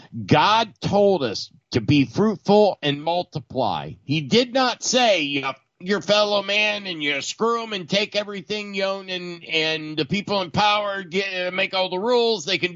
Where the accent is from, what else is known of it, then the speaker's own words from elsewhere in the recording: United States; I'm an American